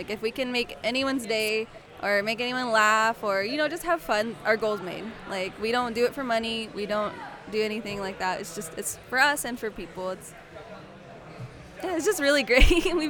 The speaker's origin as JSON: {"language": "English", "region": "Oklahoma", "country": "United States", "tie": "born or raised there", "also_born_or_lived": "Georgia, United States", "moved": "as an adult", "lives_now": "Kansas City, United States", "said": "I'm actually not from Kansas City. I was technically born in Georgia, down south, and then I was raised in Oklahoma, then just moved here last year."}